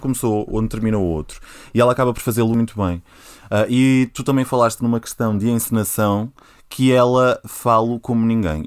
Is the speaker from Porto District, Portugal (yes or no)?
yes; Porto District, Portugal; moved away as an adult; now in Lisbon, Portugal